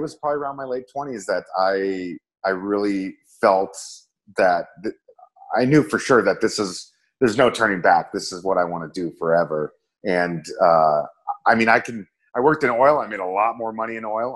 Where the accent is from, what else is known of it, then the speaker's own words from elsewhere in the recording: Minneapolis, Minnesota, United States; moved away; Minneapolis is my hometown.